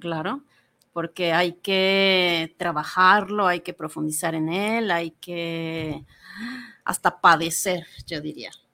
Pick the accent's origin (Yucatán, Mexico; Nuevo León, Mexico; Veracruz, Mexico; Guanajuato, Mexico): Yucatán, Mexico; Mérida; moved away as an adult; also born or lived in Mexico City / Buenos Aires; now in Guadalajara, Mexico; Yo eh, nací en Mérida, Yucatán, y salí de ahí a los veintitantos años.